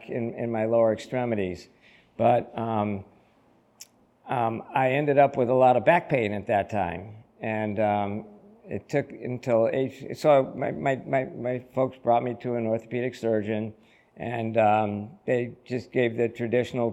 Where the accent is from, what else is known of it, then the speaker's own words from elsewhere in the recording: Holyoke, Massachusetts, United States; I was born and raised in Holyoke